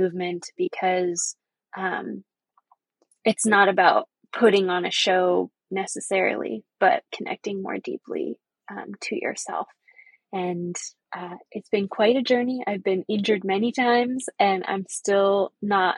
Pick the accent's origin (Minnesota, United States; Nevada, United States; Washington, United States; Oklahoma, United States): Washington, United States; Seattle; also born or lived in Saskatchewan, Canada; I've lived in Seattle, Coast Salish territory since 1998